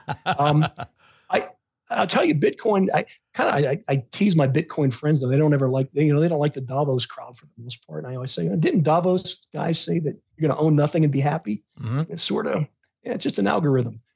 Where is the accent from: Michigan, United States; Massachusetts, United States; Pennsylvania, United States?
Pennsylvania, United States; Pittsburgh; I grew up in the Pittsburgh in the late 1970s. I was a teenager.